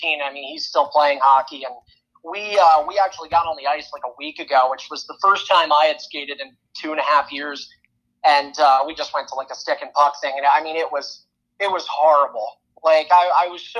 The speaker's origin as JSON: {"language": "English", "area": "Sunbury", "region": "Pennsylvania", "country": "United States", "also_born_or_lived": "Peoria, Illinois", "moved": "as an adult", "said": "I'm from Pennsylvania, so in a little town of nowhere called Suntbury, PA"}